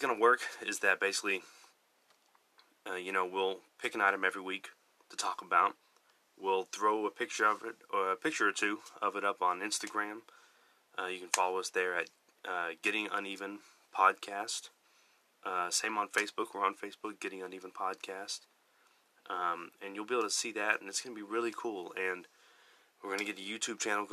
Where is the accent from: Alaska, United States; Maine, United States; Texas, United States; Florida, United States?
Texas, United States; I am from Texas, so you're going to have to get used to a little bit of an accent, and me saying y'all a lot